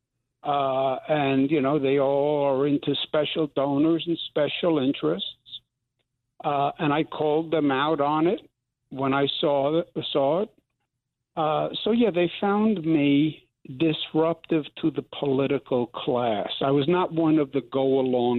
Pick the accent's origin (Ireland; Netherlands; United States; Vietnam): United States; New York; I'm from New York